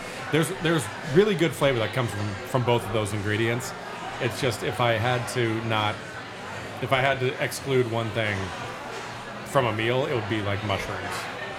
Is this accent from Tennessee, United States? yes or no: yes; Memphis, Tennessee, United States; now in Spokane, United States; I grew up in Memphis.